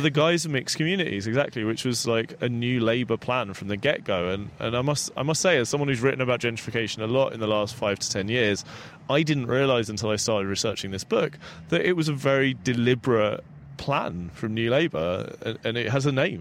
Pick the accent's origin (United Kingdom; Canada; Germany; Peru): United Kingdom; London; when I was growing up in South London